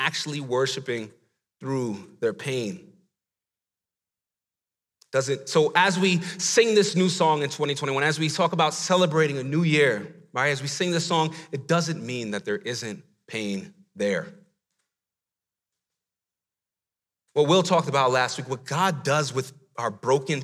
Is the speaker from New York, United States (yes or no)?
yes; New York City, New York, United States; I grew up in the Bronx, New York